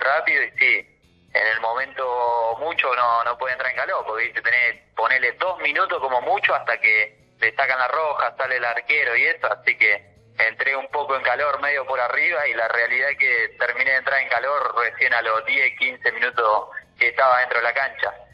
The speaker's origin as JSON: {"language": "Spanish", "town": "Tandil", "region": "Buenos Aires Province", "country": "Argentina", "tie": "born or raised there", "also_born_or_lived": "Junín", "said": "yo arranqué acá en Independiente Tandil, soy de Tandil, arranqué, hice eh, Babi, fútbol infantil, fútbol menor y primera división"}